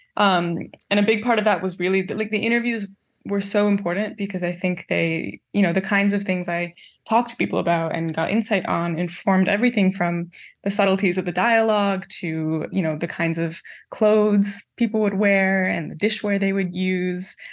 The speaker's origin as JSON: {"language": "English", "country": "Canada", "tie": "born or raised there", "said": "grow up in Canada versus my parents growing up in East Africa"}